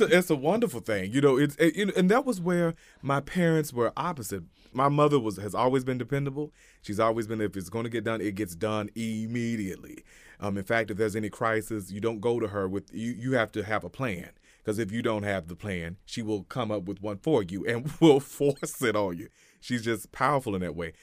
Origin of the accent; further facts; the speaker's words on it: Hot Springs, Little Rock, Arkansas, United States; also born or lived in Malvern, Arkansas; we moved to Little Rock from Hot Springs